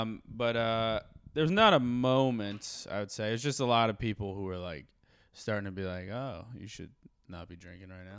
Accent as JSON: {"language": "English", "town": "Morristown", "region": "New Jersey", "country": "United States", "said": "I'm from Morristown, Jersey"}